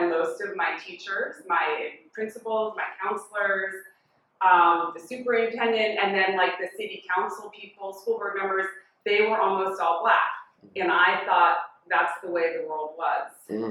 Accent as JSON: {"language": "English", "town": "Washington", "region": "District of Columbia", "country": "United States", "tie": "born or raised there", "said": "I grew up in Washington, D.C., in the city, in a little neighborhood called Burley."}